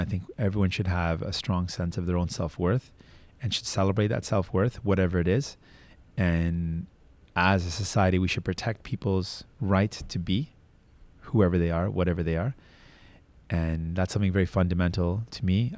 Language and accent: English; Toronto, Ontario, Canada; I was born in Toronto, born in Scarborough